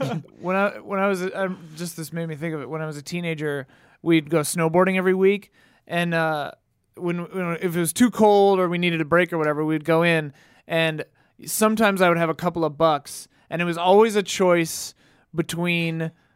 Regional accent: Wisconsin, United States; growing up in Wisconsin where I did

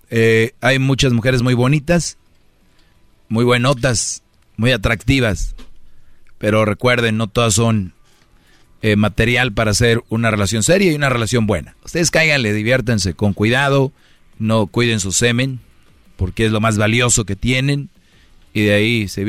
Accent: Guatemala; De Guatemala.

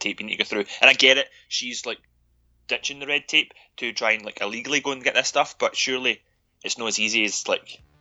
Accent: United Kingdom

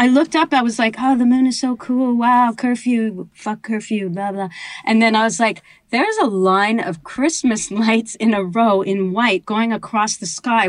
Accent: Canada

